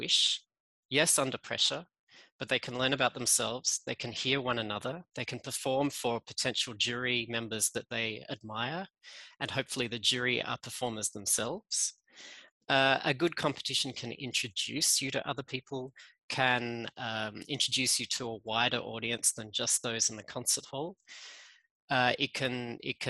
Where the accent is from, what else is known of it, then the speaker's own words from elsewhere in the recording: Australia; accent: Australian; moved away as an adult; now in Geneva, Switzerland; You can hear I'm Australian in my accent